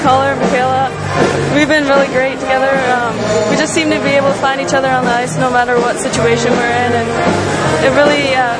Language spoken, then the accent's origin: English; Oshawa, Ontario, Canada; moved away as an adult; also born or lived in Courtice, Ontario / Whitby, Ontario / Merrimack, Massachusetts; Growing up in Oshawa area